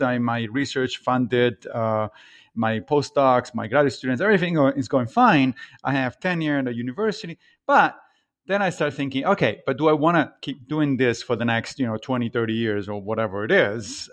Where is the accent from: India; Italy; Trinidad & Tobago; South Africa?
Italy; Rome, Lazio; moved away as an adult; now in Brooklyn, New York, United States; I grew up in Italy, in Rome